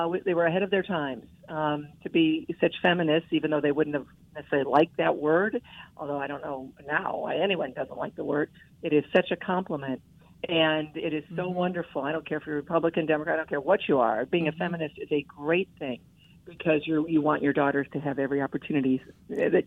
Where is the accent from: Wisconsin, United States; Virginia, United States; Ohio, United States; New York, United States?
Ohio, United States; Ottawa Hills; growing up in Ottawa Hills, the suburb of Toledo